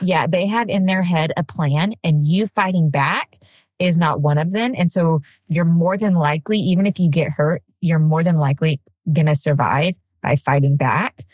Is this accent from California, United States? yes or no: no; Wall, Texas, United States; I grew up right outside San Angelo, Texas, in a really, really, really tiny town called Wall, Texas